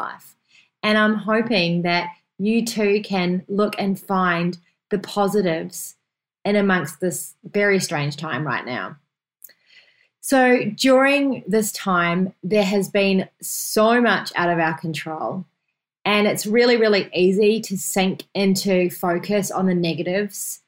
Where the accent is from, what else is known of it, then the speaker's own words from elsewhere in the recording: New Zealand; moved away; my home country, New Zealand